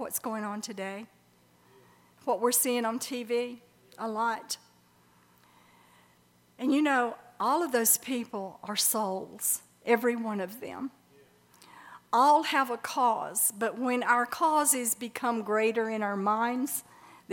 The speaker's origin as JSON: {"language": "English", "town": "Birmingham", "region": "Alabama", "country": "United States", "tie": "born or raised there", "said": "I grew up in Birmingham, Alabama"}